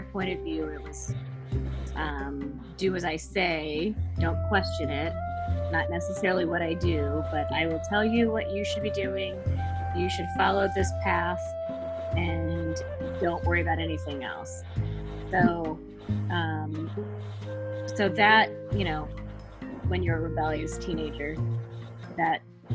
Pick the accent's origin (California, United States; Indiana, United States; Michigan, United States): Indiana, United States; Indianapolis; also born or lived in Chicago; I grew up in Indianapolis. I was in Indianapolis from the time I was born until I left after college